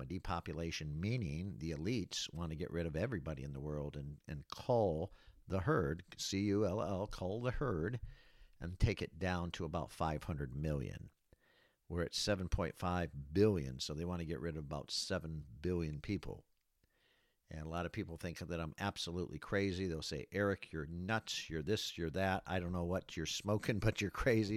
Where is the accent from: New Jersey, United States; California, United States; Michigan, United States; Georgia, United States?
Michigan, United States; Battle Creek; moved away as an adult; also born or lived in Florida; the city of Battle Creek, Michigan, uh, where I was born and raised